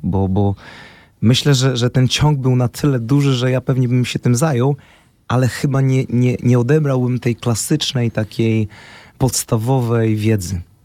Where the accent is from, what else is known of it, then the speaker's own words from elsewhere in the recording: Poznań, Greater Poland, Poland; ja jestem z Poznania